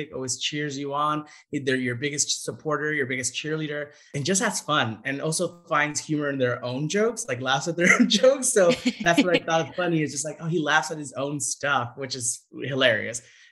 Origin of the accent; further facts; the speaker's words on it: Santa Ana, California, United States; I grew up in Santa Ana, which is across the street from Anaheim